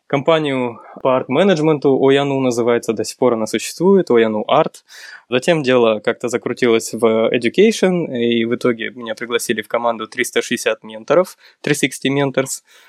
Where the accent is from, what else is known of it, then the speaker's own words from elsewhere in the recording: Karaganda, Karaganda Region, Kazakhstan; moved away as an adult; also born or lived in New York / California; now in Almaty, Kazakhstan; Я из Караганды родом, э, учился, в принципе, школу всё закончил здесь